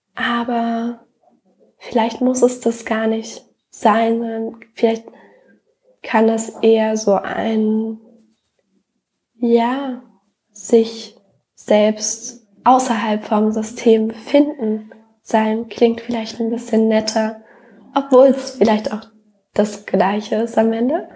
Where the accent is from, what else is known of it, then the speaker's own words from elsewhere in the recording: Germany; wenn wir jetzt Deutschland nehmen, ich bin auf dem Dorf aufgewachsen